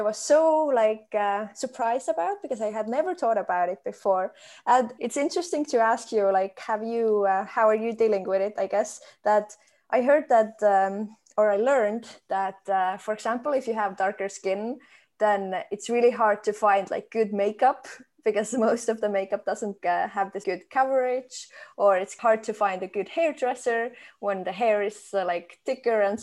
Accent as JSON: {"language": "English", "country": "Estonia", "tie": "born or raised there", "said": "when I grew up in Estonia"}